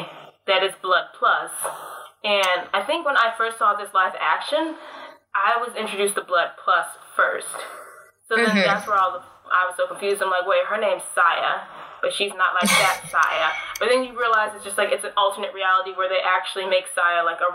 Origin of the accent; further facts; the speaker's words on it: Midwest, United States; accent: Midwestern; now in Chicago, United States; apparently this is a Midwestern accent. I don't know. I live in Chicagoland